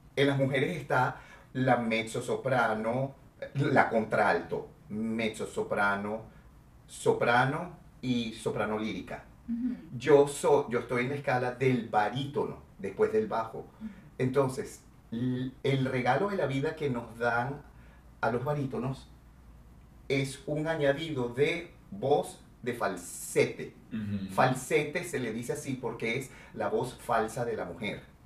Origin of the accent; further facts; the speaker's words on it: Venezuela; moved away as an adult; also born or lived in Mexico City, Mexico; estoy en mi país